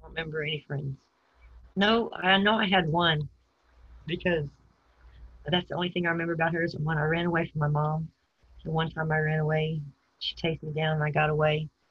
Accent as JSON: {"language": "English", "town": "San Antonio", "region": "Texas", "country": "United States", "tie": "born or raised there", "also_born_or_lived": "Houston, Texas / Arizona / Portland, Texas", "said": "I think mostly San Antonio until I was 11, in Houston after"}